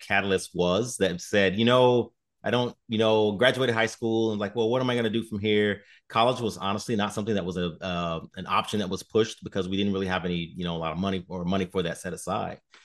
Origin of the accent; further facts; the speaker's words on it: Chicago, Illinois, United States; moved away as an adult; now in Sioux Falls, United States; I'm originally from Chicago